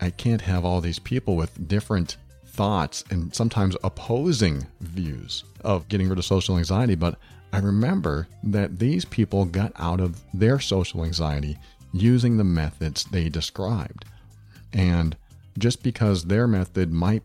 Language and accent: English; Massachusetts, New Hampshire, New England, United States; I grew up in New England, Massachusetts, New Hampshire.